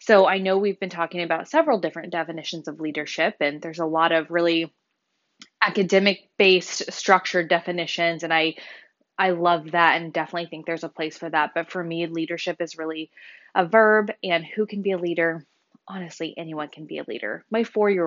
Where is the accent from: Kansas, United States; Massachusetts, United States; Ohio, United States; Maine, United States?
Kansas, United States; Wichita; moved away as an adult; also born or lived in Colorado / Honolulu, Hawaii; I was born and raised in Wichita, so I'm a local Wichitan.